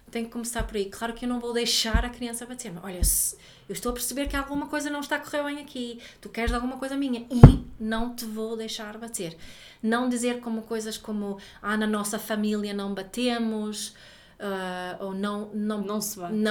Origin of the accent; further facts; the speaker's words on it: Sweden; Portuguese is a second language; eu posso porque eu sou sueca e na Suécia.